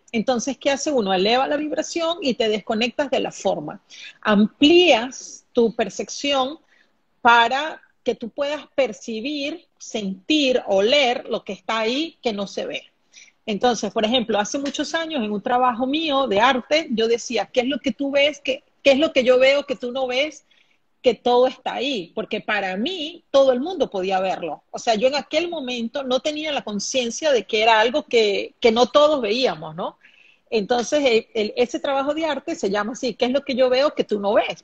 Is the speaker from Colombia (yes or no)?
no; Venezuela; also born or lived in Brazil / Singapore; now in Panama; Aquí en Panamá actualmente soy venezolana, pero actualmente vivo aquí en Panamá. He vivido en Brasil, Singapur